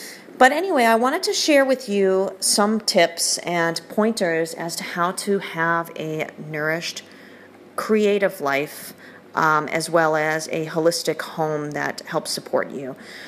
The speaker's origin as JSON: {"language": "English", "country": "United Kingdom", "said": "because I am also British, despite my accent, and I still spell things with a U"}